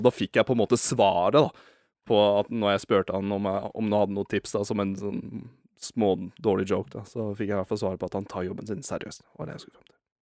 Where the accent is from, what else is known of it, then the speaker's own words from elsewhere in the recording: Eastern Norway, Norway; accent: Østlandsdialekt (Eastern Norwegian); min dialekt, da. Østlandsdialekt